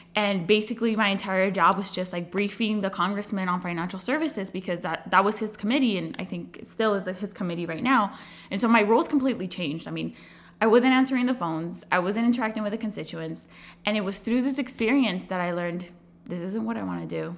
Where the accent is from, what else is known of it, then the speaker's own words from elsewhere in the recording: Chula Vista, California, United States; also born or lived in Riverside, California / Washington, D.C.; I am originally born and raised, uh, in San Diego, California. I grew up in Chula Vista